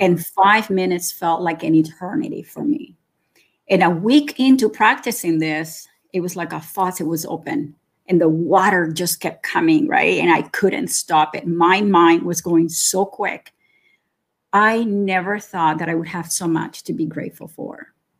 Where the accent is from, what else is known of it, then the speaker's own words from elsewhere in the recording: Nicaragua; also born or lived in Florida; now in Canada; I am originally from Nicaragua. And I've been living in Canada for almost 40 years now.